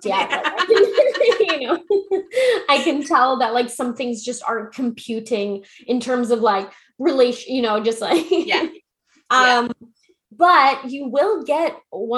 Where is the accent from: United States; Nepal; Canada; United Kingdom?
Canada; London, Ontario; I'm from London, Ontario.